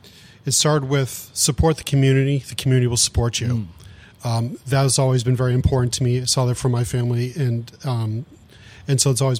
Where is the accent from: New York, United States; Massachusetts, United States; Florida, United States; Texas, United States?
Massachusetts, United States; Saugus; I grew up in just outside of Boston in Saugus, Mass, where there's lots of restaurants